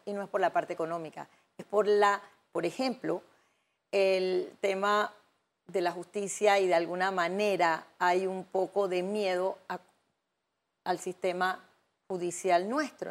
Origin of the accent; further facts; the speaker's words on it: Panama; nosotros, como panameños